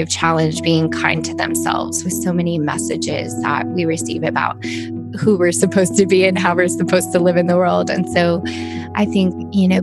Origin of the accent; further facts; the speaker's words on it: Kansas City, Missouri, United States; I grew up in Kansas City